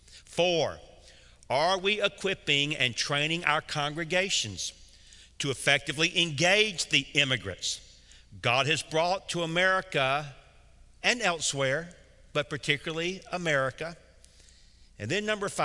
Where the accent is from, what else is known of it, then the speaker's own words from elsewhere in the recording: Atlanta, Georgia, United States; I grew up in Atlanta, Georgia. I'm as deep south as you can possibly be